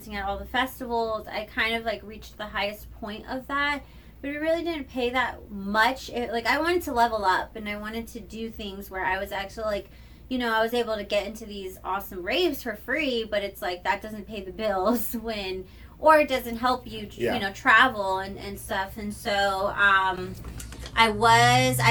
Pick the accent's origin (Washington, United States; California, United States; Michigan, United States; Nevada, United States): California, United States; Riverside; moved away as an adult; also born or lived in Los Angeles; now in Las Vegas, United States; I'm from Riverside, so it's like there ain't shit out there